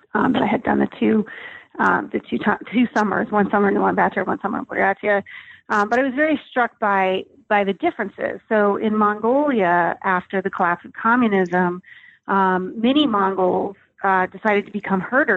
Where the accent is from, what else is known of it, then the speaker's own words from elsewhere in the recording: Colorado, United States; I grew up in Colorado